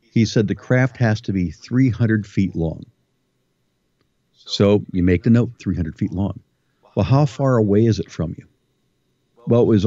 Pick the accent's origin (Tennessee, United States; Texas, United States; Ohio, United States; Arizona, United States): Ohio, United States; I'm from Ohio